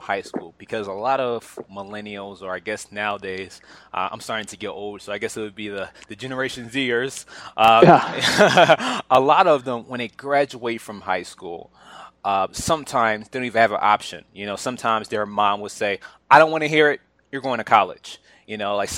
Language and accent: English; Philadelphia, Pennsylvania, United States; I was born and raised in Philadelphia.